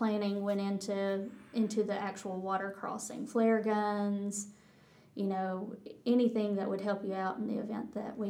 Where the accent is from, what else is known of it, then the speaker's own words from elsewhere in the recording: Texas, United States; accent: Texas; They got as much of a kick out of my Texas accent as I did out of their Irish accent.